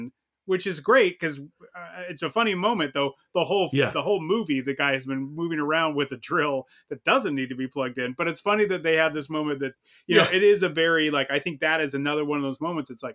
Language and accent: English; Southern California, United States; growing up in Southern California